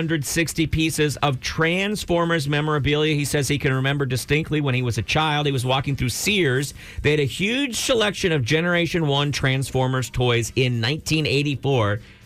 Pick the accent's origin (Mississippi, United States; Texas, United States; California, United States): Texas, United States; Brownsville; now in Austin, United States; When I grew up in the Valley